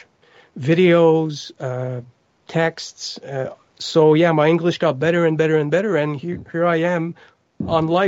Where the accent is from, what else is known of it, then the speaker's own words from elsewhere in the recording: Montreal, Quebec, Canada; first language French; English is a second language; I was born in Montreal, Quebec, and French is my first language.